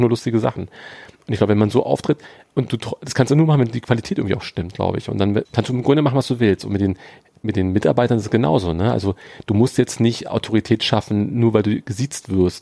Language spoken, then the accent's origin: German; Berlin, Germany; ich bin am, hier am Arnauer Platz aufgewachsen in Charlottenburg